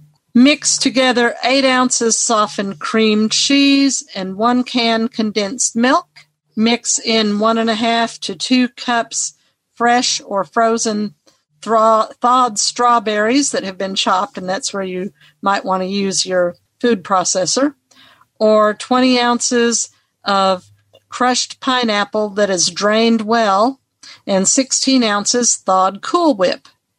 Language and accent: English; Nashville, Tennessee, United States; I'm from Nashville, Tennessee. I have to do that because my state starts with a T.